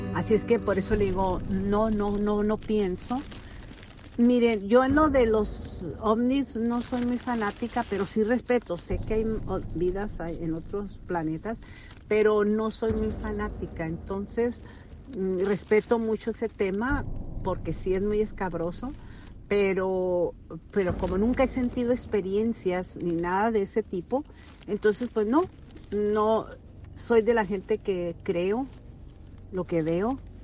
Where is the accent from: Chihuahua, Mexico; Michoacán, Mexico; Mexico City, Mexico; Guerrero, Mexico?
Chihuahua, Mexico; Meoqui; now in Dallas, United States; yo soy de Chihuahua. Es un pueblito que se llama Mioqui, Mioqui, Chihuahua